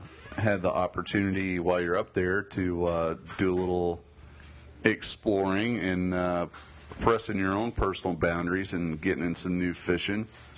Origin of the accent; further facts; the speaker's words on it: Tennessee, United States; where I grew up in Tennessee